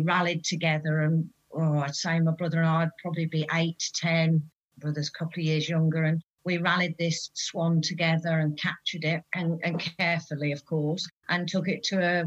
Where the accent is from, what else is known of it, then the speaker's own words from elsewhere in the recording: Peterborough, East of England, United Kingdom; accent: Fen; I was born in the city, but I've been more in the countryside, really. So my growing up, I had a lovely Farmer Giles Fenn accent.